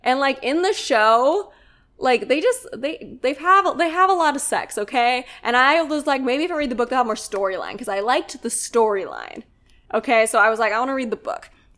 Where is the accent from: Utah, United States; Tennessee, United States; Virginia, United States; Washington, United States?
Utah, United States; So I'm from Utah, the Beehive State.